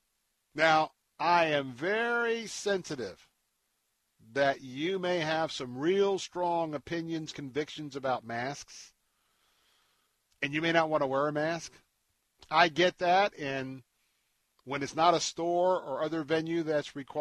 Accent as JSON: {"language": "English", "region": "Florida", "country": "United States", "tie": "born or raised there", "said": "for us Flatlanders here, born and raised in Florida"}